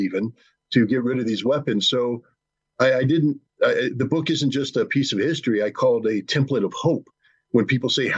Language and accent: English; United States; I'm an American. I'm an American patriot. This is my country